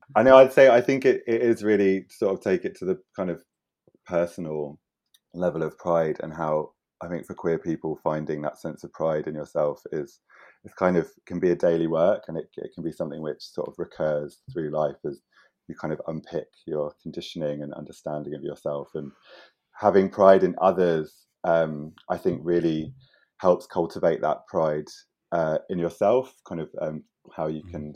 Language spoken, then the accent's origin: English; London, United Kingdom; moved away as an adult; now in Margate, United Kingdom; I grew up in London